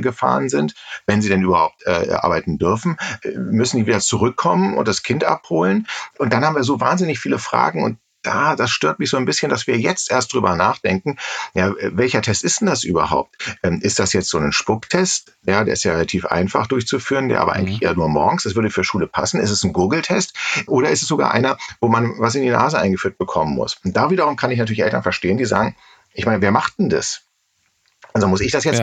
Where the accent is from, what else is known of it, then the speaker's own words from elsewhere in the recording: Berlin, Germany; als Berliner